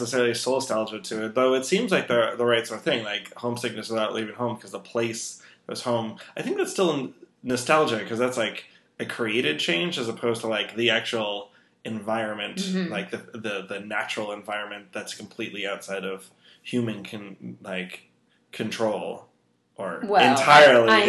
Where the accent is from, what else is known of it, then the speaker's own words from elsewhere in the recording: Los Angeles, California, United States; moved away as an adult; also born or lived in Texas; I grew up in Los Angeles